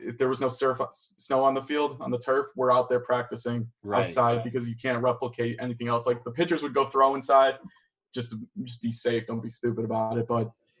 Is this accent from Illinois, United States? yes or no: yes; Chicago, Illinois, United States; moved away as an adult; also born or lived in Michigan; I'm from Chicago, my uncle played at Illinois.